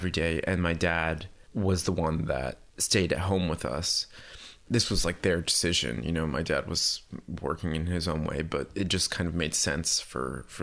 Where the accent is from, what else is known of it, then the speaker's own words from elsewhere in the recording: Puerto Rico; born there; So I was born in Puerto Rico and it was kind of circumstantial because my parents were just living there because of my mom's job.